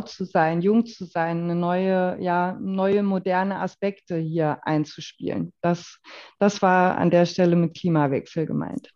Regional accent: Waldeck-Frankenberg, Hesse, Germany; moved away as an adult; also born or lived in Schwalm-Eder-Kreis; now in Gudensberg, Germany; Also natürlich komme ich aus Waldeck-Frankenberg, aus dem Nachbarkreis

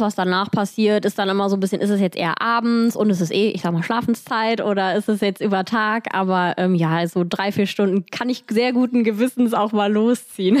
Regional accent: Cologne, North Rhine-Westphalia, Germany; ich komme aus Köln, Paula auch

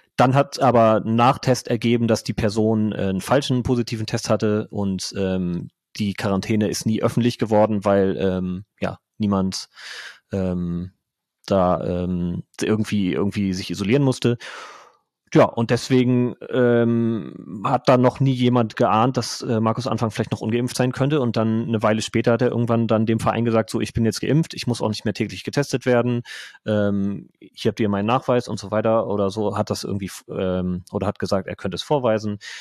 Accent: Bremen, Germany; born or raised there; moved away as an adult; also born or lived in Hamburg / Lower Saxony; now in Groningen, Netherlands

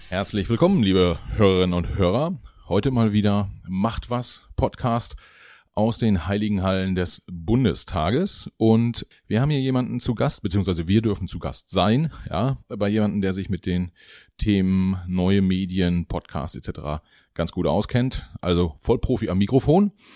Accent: Mecklenburg-Vorpommern, Germany; ich bin ja auch Mecklenburger, so wie Sie

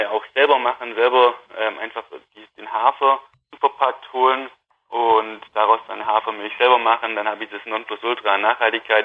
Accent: Wangen im Allgäu, Baden-Württemberg, Germany; also born or lived in Nürtingen / Hohenheim / Waldburg; ich komme aus der Nähe von Wangen im Allgäu, bin da auf dem Milchviehbetrieb von meinen Eltern aufgewachsen

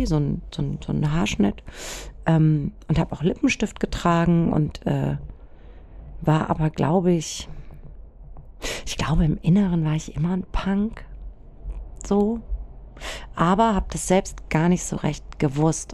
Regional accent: Germany; ich bin im Spessart aufgewachsen

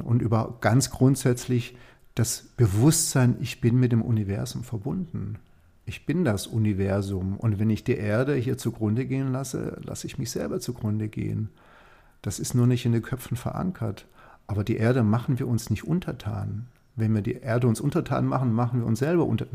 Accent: Germany; hier bei uns in Deutschland

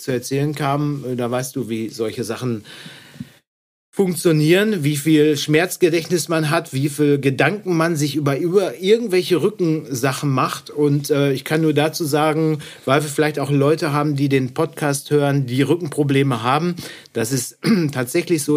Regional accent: Dorsten, North Rhine-Westphalia, Germany; bei uns in Dorsten

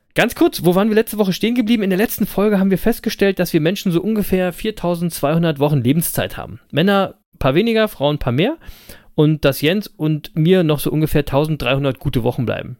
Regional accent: Berlin, Germany; Live in Berlin ähm, also aus meiner Geburtsstadt

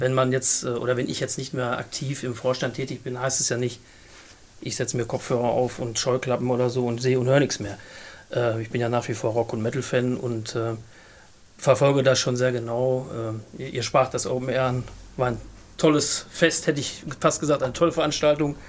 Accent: Fredeburg, North Rhine-Westphalia, Germany; gebürtiger Fredeburger

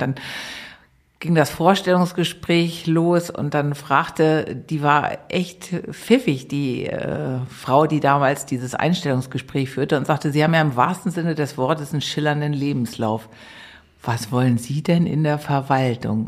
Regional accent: Eutin, Schleswig-Holstein, Germany; moved away as an adult; now in Berlin, Germany; Ich bin zwischen den Meeren groß geworden. Schleswig-Holstein. Ich weiß nicht, sagt dir Eutin was? 15 Kilometer von der Ostsee

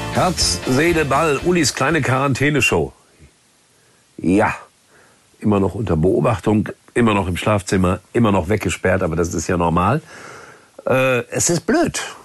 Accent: Gelsenkirchen, North Rhine-Westphalia, Germany; meiner Heimatstadt Gelsenkirchen

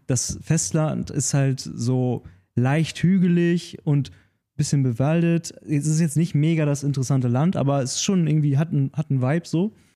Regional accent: Nordhorn, Lower Saxony, Germany; also born or lived in Brandenburg; bei uns in Nordhorn

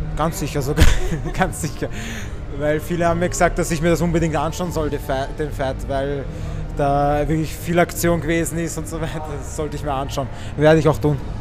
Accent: Wiener Neustadt, Lower Austria, Austria; wir sind ja beide aus Wiener Neustadt, wohnen nicht einmal so weit voneinander

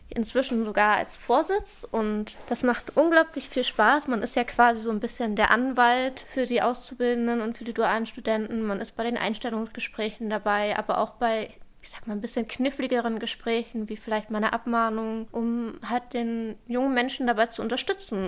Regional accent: Berlin, Germany; Ich bin in Charlottenburg groß geworden. Ähm, ich bin hier aufgewachsen.

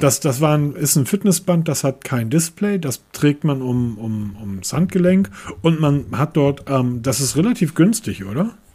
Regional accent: Hamburg, Germany; ich als Hamburger

